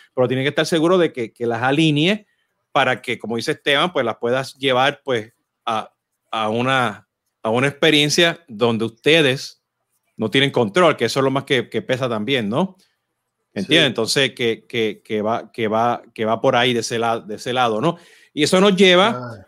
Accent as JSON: {"language": "Spanish", "country": "Puerto Rico"}